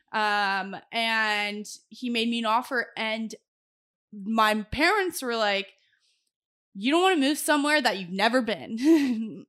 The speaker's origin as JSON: {"language": "English", "town": "Los Angeles", "region": "California", "country": "United States", "tie": "born or raised there", "also_born_or_lived": "Boise", "moved": "as an adult", "lives_now": "Corpus Christi, United States", "said": "I tell them Los Angeles 'cause that's where I'm born and raised"}